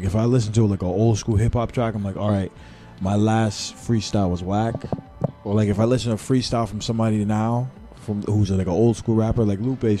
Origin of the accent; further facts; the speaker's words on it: New York City, New York, United States; I'm from New York City